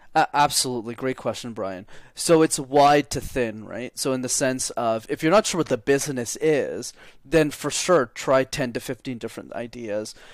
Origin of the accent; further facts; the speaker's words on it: Montreal, Quebec, Canada; I grew up in Montreal